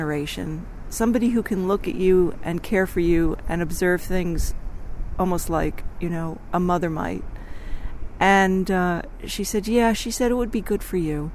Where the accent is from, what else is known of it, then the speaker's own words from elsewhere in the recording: United States; now in Australia; I'm living in Australia and I'm American